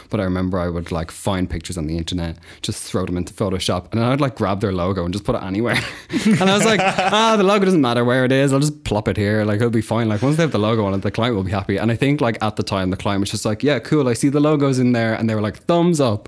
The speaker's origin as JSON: {"language": "English", "town": "Kildare", "region": "Leinster", "country": "Ireland", "also_born_or_lived": "Carlow", "moved": "as an adult", "lives_now": "London, United Kingdom", "said": "I'm from Ireland. I'm from a place called Kildare, which is just, like, outside"}